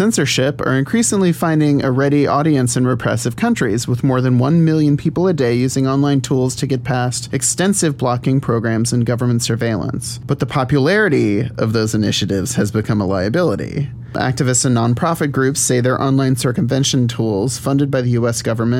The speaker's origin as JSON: {"language": "English", "region": "the South", "country": "United States", "tie": "born or raised there", "said": "And I grew up in the South"}